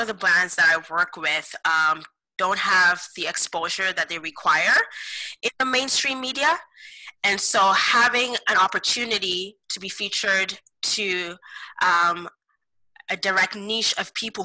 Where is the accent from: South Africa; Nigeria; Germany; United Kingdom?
Nigeria; now in Kitchener, Canada; I am of Nigerian heritage. So basically Nigeria is located in West Africa. And so I came to Canada almost over 15 years